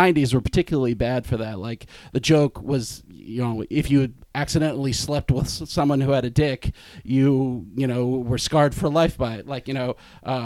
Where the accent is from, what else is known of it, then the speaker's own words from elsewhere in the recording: Boston, Massachusetts, United States; moved away; I'm from Boston originally.